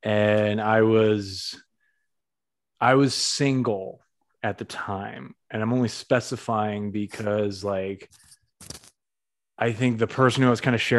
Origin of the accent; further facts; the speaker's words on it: New England, United States; That's what New England people do. We bridge two thoughts together with fucking.